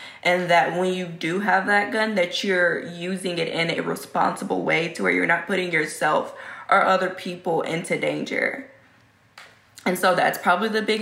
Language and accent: English; Texas, United States; I'm from Texas. I live in Texas, born and raised.